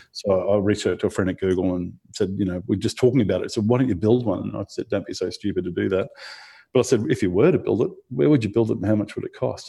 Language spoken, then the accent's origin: English; Rockhampton, Queensland, Australia; being in Rockhampton, there weren't, there weren't many computer jobs apart from at the computer store